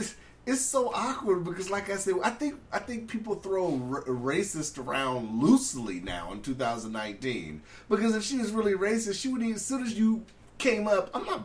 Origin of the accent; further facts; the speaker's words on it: California, United States; That's me being born and raised in California.